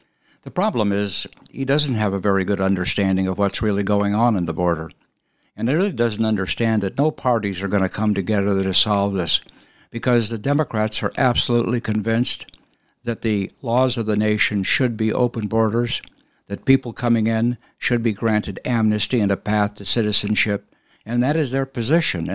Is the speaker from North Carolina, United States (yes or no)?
no; Mesa, Arizona, United States; I grew up in Mesa, Arizona, and went to undergrad school at the University of Arizona. So I'm a longtime Arizonan